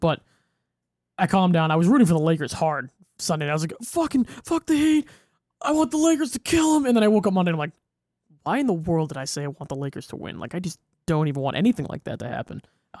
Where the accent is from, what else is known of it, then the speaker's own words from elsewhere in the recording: Fitchburg, Massachusetts, United States; Growing up in Fitchburg.